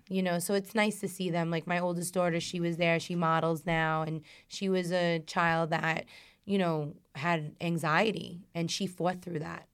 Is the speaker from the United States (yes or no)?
yes; New York City, New York, United States; I'm a girl from Brooklyn. Like, I used to sit out in the stoop